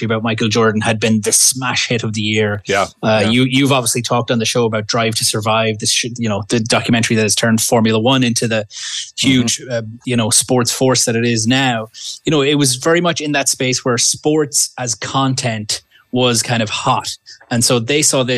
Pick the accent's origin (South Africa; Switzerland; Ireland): Ireland; now in Canada; I'm from Ireland originally.